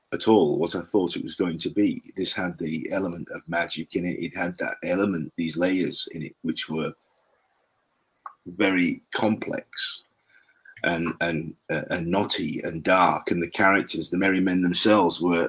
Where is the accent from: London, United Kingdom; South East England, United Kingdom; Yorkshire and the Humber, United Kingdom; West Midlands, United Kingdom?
Yorkshire and the Humber, United Kingdom; Doncaster; also born or lived in Sherwood Forest, Nottinghamshire; I was born in a place called Doncaster in Yorkshire. And I grew up as a boy playing in Sherwood Forest.